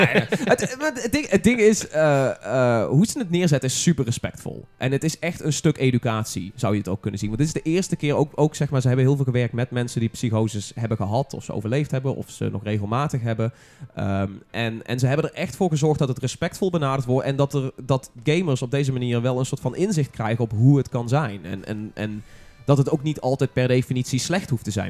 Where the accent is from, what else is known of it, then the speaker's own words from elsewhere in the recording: North Brabant, Netherlands; als Brabander